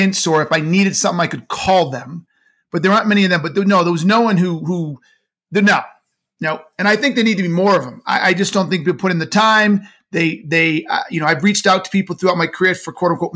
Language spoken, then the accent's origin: English; United States; I was born in the United States